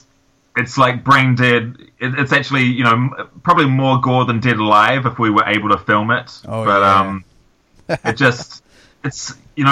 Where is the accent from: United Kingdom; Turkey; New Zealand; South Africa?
New Zealand; growing up in New Zealand